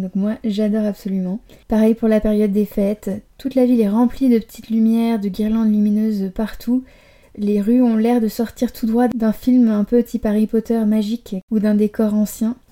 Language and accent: French; Paris, Île-de-France, France; moved away as an adult; also born or lived in Barcelona; now in Amsterdam, Netherlands; je suis née à Paris et j'ai vécu euh, dans la région parisienne à peu près jusqu'à mes 20 ans